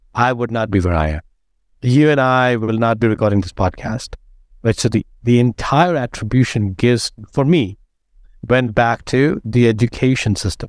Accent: India; moved away as an adult; now in United States; I grew up in India

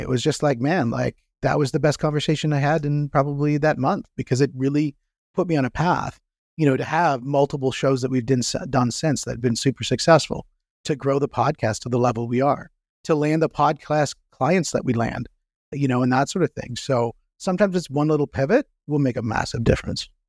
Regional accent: Canada; I'm from Canada

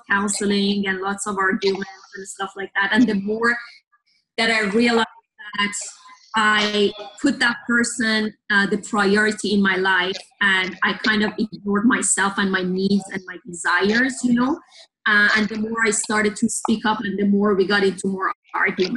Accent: Tehran, Tehran Province, Iran; English is a second language; moved away as an adult; now in Canada; I was born and raised in Iran, in Tehran, which is the capital.

